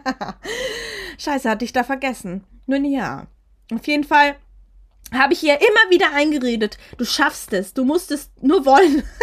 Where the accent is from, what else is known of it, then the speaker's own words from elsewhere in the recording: Germany; aus Germany